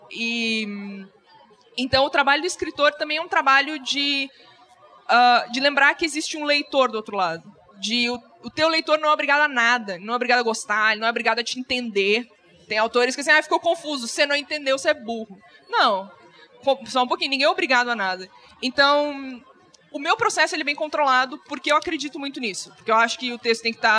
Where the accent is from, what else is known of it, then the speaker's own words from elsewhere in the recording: Rio Grande do Sul, Brazil; Eu sou gaúcho, a imagem tem que existir.